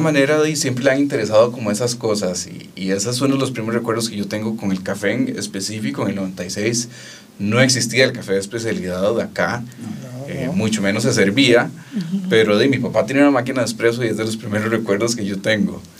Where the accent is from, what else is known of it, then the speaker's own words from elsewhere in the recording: Costa Rica; como tico